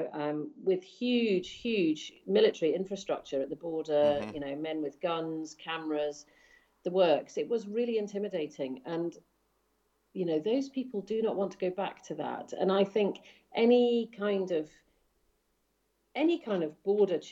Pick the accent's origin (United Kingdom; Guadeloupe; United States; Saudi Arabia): United Kingdom; Scotland; moved away as an adult; I grew up in Scotland. We went there when I was four, and I lived there until I was 18.